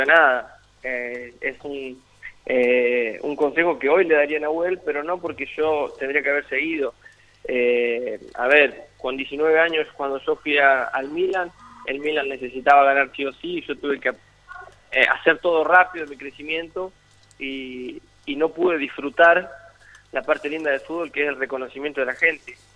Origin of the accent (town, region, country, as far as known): La Pampa, Argentina; moved away; also born or lived in Italy